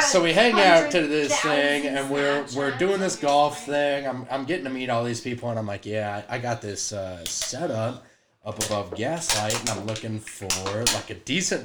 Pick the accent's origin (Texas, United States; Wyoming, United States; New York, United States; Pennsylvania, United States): Wyoming, United States; Casper; moved away; I show up back in Casper. I'm like, hey, this is going to be a great time. This is my hometown.